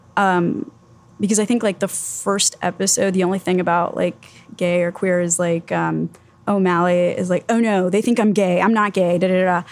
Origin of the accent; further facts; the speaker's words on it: Miami, Florida, United States; also born or lived in Tallahassee, Florida; I was born and raised in Miami, and I was going to school in Tallahassee, Florida